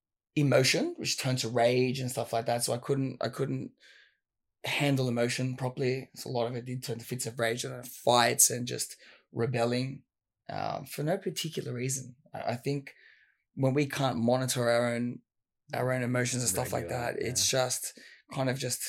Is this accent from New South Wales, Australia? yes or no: yes; Sydney, New South Wales, Australia; Western Sydney. You're kind of around the Fairfield area.